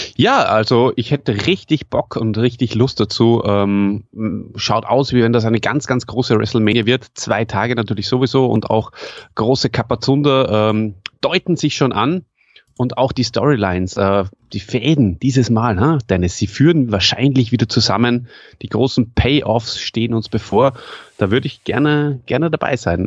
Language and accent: German; Salzburg, Austria; accent: Salzburger Schmäh; als Österreicher